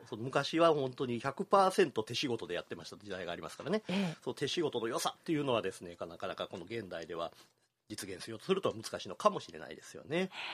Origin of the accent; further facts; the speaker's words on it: Kyoto, Japan; 私が生まれ育った西陣地域町屋が多かった